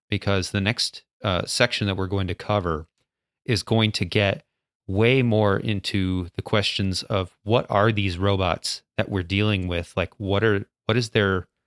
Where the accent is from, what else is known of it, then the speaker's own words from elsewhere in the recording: United States; No, we're American.